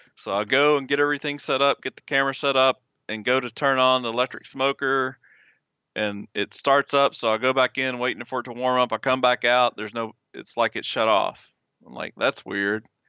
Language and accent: English; Southeast Arkansas, United States; I was born and raised in Arkansas, in Southeast Arkansas